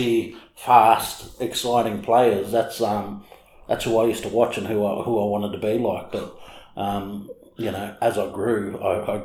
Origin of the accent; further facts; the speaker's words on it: Walgett, New South Wales, Australia; I'm originally from Walgett, northwest New South Wales, and that's where I played my first game of footy. I was 4 years old